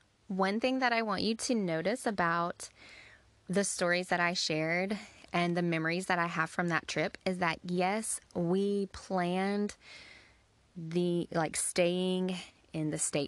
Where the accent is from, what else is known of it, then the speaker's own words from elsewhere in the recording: Georgia, United States; So we are from Georgia.